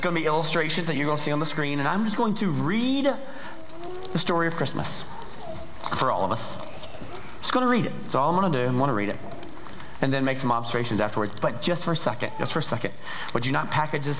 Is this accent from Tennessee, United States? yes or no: no; Georgia, United States; moved away as an adult; also born or lived in Montana; we are from Georgia. That's where the accent's from